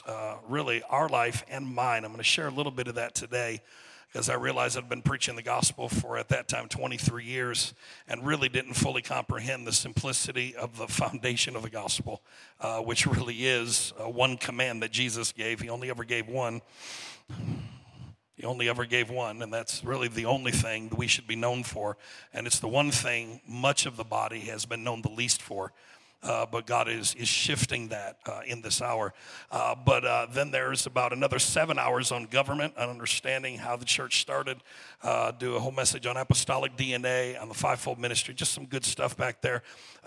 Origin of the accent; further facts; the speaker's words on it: Saginaw, Michigan, United States; I am from Saginaw, Michigan